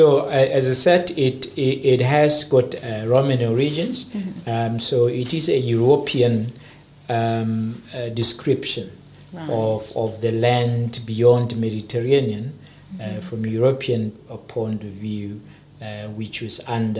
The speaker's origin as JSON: {"language": "English", "country": "South Africa", "said": "I come from South Africa."}